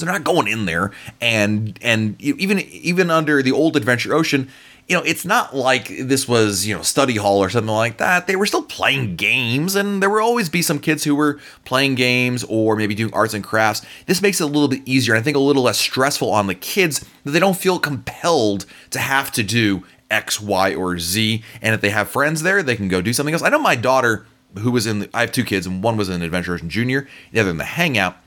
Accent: the North, United States; I grew up in the North. Barbecue is not a big thing up there

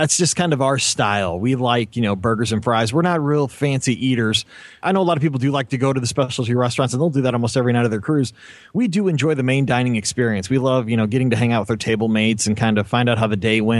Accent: Missouri, United States; I'm from Missouri

